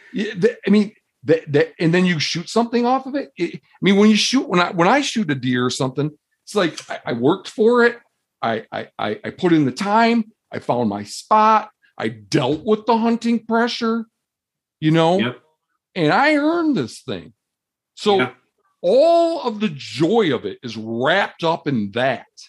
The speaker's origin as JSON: {"language": "English", "region": "Michigan", "country": "United States", "tie": "born or raised there", "moved": "yes", "said": "Where I grew up in Michigan"}